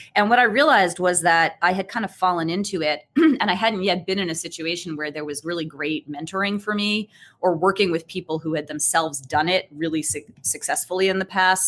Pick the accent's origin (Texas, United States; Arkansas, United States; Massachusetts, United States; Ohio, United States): Massachusetts, United States; Brookline; I'm a local girl. Um, I grew up in Brookline